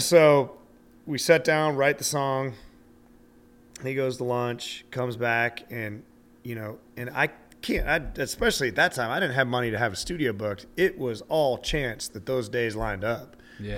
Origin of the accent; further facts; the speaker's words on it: Montana, United States; I'm from the land of snowmobiles. We're almost Canadian.